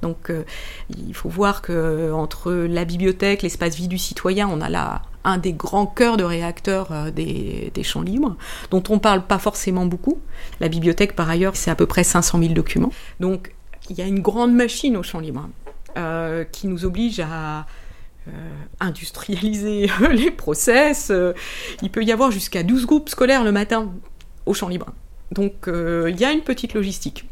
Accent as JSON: {"language": "French", "town": "Rennes", "region": "Brittany", "country": "France", "tie": "born or raised there", "moved": "yes", "said": "Je suis née à, à Rennes, au début des années soixante-dix. J'y suis revenue, euh, il y a quatre ans"}